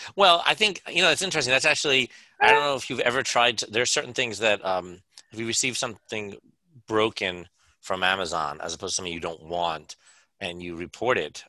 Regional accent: United States; I'm so American

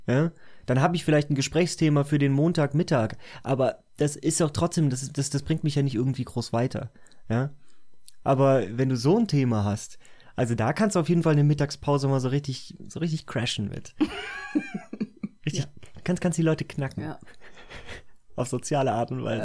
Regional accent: Cologne, North Rhine-Westphalia, Germany; ich bin ja in Köln aufgewachsen.

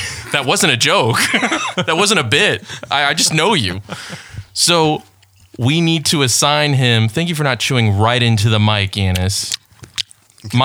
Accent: Detroit, Michigan, United States; I am from Detroit.

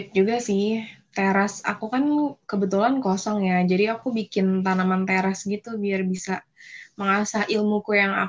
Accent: Jakarta, Indonesia; Gue asli Jakarta.

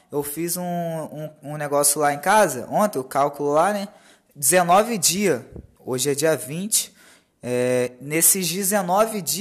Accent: Campos, Rio de Janeiro, Brazil; born there; also born or lived in Rio das Ostras; now in Macaé, Brazil; Eu nasci lá em São Francisco, lá em Campos, tá ligado? Na roça. Aí eu fui para Rio das Ostras, fiquei um pouco lá, aí não deu certo, aí acabou que eu parei aqui em Macaé.

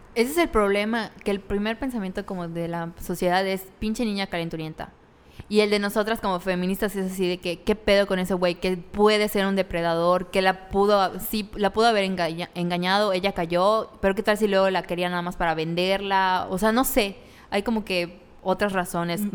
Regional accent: Mérida, Yucatán, Mexico; En Mérida, aquí, porque somos de Mérida

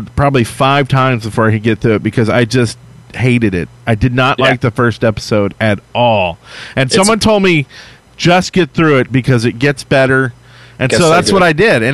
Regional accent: United States; I'm American

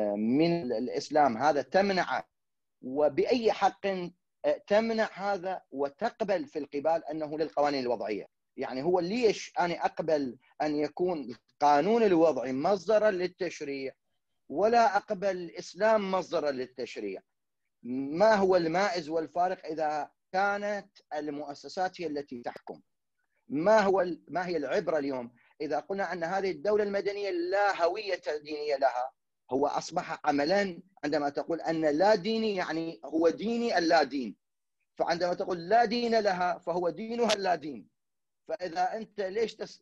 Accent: Iraq; انا كشعب عراقي

